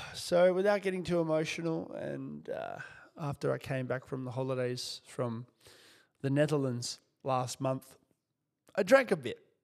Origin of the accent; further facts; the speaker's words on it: Kyrgyzstan; moved away; also born or lived in Soviet Union; I was born in the Soviet Union and lived in a country called Kyrgyzstan after the collapse